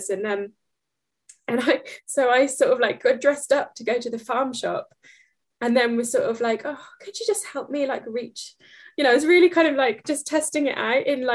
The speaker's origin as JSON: {"language": "English", "area": "Norfolk", "region": "East of England", "country": "United Kingdom", "accent": "Norfolk", "said": "my Norfolk accent"}